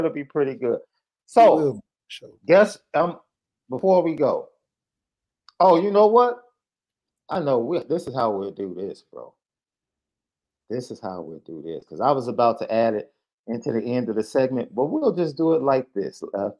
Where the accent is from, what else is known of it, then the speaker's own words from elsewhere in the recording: Chicago, Illinois, United States; I'm from Chicago, man.